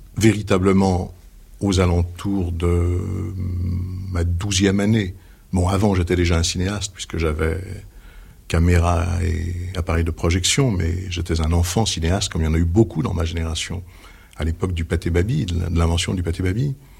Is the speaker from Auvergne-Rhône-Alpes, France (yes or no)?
no; Paris, Île-de-France, France; Je suis parisien. J'étais d'une petite bourgeoisie du 9e arrondissement. Je suis né Chaussée-d'Antin, j'y ai vécu 16 ans.